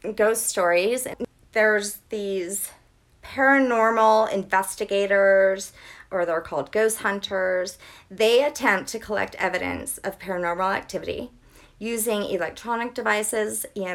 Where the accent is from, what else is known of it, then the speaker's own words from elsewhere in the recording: New Orleans, Louisiana, United States; I'm from New Orleans